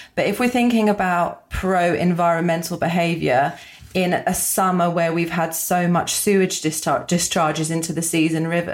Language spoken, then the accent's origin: English; London, United Kingdom; I grew up in London